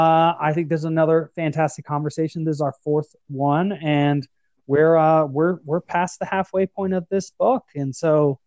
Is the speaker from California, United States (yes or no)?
yes; San Francisco, California, United States; I was born in San Francisco